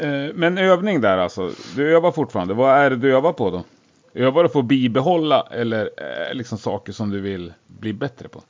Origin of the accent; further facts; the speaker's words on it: Gävle, Gävleborg County, Sweden; det säger man i Gävle också, där jag kommer ifrån